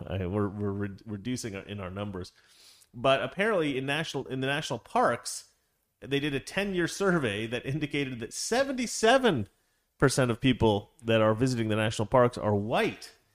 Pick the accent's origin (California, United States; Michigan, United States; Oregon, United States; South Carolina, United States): Oregon, United States; now I'm from Oregon.